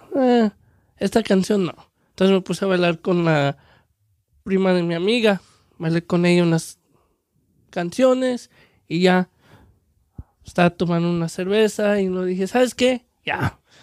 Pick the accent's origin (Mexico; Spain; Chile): Mexico; Aguascalientes; now in United States; somos de Aguascalientes